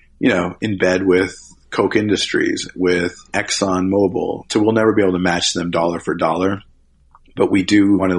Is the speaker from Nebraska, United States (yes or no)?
yes; Nebraska, United States; my home state of Nebraska